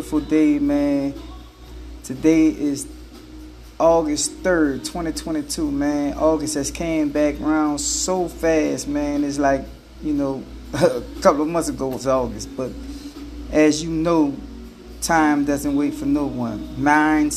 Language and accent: English; New Orleans, Louisiana, United States; also born or lived in Houston area, Texas; now in Houston, United States; I'm born and raised in New Orleans, but I live in the Houston area